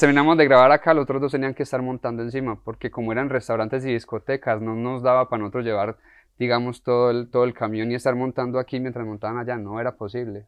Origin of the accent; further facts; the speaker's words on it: Colombia; a nosotros como colombianos nos crían tristemente